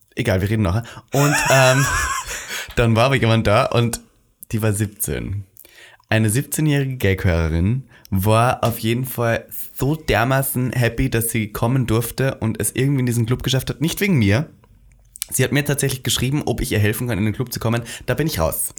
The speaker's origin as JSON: {"language": "German", "country": "Austria", "said": "Wir als Österreicher"}